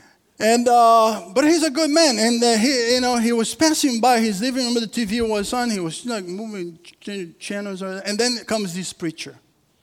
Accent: Rio de Janeiro, Brazil; moved away; I'm from Brazil. And I'm from a city called Rio in Brazil

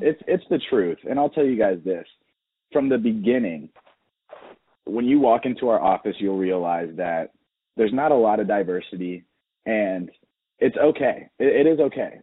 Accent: Atlanta, Georgia, United States; Growing up in Atlanta, I got to grow up during a really fun time

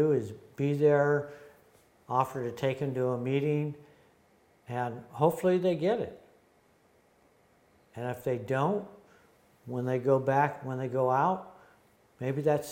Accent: San Fernando Valley, California, United States; also born or lived in Ventura, California / Malibu, California / Van Nuys, California; We moved from Ventura to the San Fernando Valley

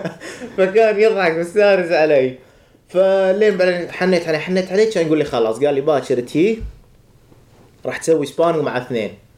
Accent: Sabah Al-Salem, Mubarak Al-Kabeer Governorate, Kuwait; moved away as an adult; also born or lived in Jacksonville, Florida / Alabama; now in United States; انا من الكويت من الكويت صباح سالم بالتحديد

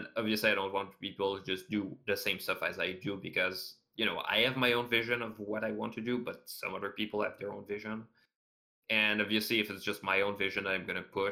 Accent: Canada; I'm Canadian

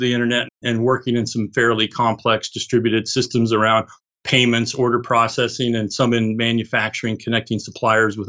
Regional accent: Boulder, Colorado, United States; I grew up in Boulder, Colorado, and was exposed to digital and computers and a lot of other tech from an early age.

